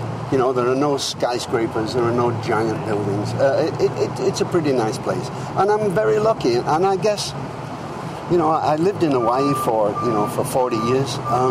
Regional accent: England, United Kingdom; born there; now in United States; I mean, I'm English. I was born in England. I'll always be English, of course, and I'm very proud of that.

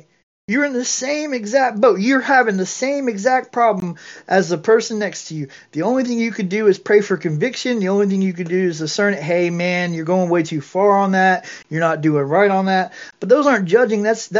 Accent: Georgia, United States; accent: thick southern accent; I sounded like this back then, because I'm from Georgia. Well, anyways, I mean, I had that thick southern accent.

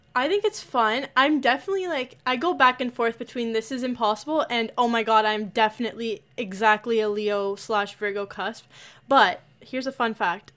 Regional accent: Toronto area, Ontario, Canada; I'm also from the Toronto area.

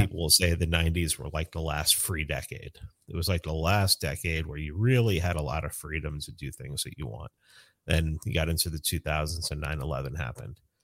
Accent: New York City, New York, United States; moved away; I grew up in the South Bronx

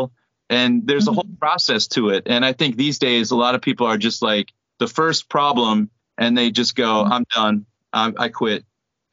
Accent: United States; my wife is Korean, I'm American

